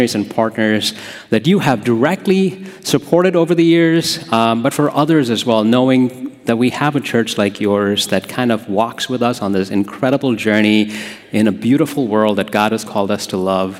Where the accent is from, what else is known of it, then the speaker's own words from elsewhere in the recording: India; now in Holland, United States; I grew up in a place called India